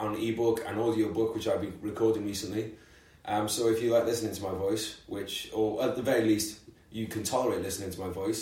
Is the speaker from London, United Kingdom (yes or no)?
yes; London, United Kingdom; We're both from London